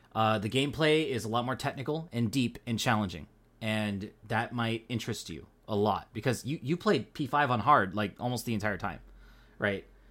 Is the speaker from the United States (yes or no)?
yes; Pacific Northwest, United States; accent: Pacific Northwest; I'm not from the East Coast. I'm from the Pacific Northwest.